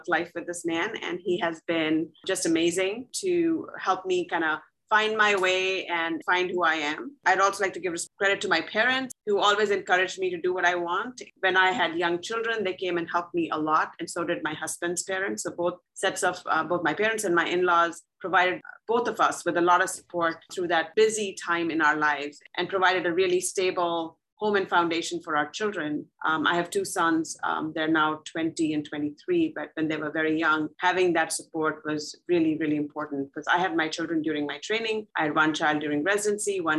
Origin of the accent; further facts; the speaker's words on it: India; moved away as an adult; now in St. Louis, United States; I grew up in India